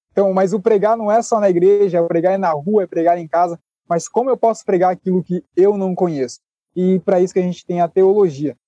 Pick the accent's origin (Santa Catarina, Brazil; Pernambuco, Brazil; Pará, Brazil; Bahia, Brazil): Santa Catarina, Brazil; Sou de Santa Catarina